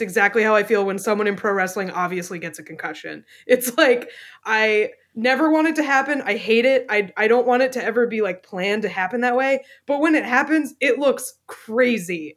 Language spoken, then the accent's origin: English; New Hampshire, United States; my home state of New Hampshire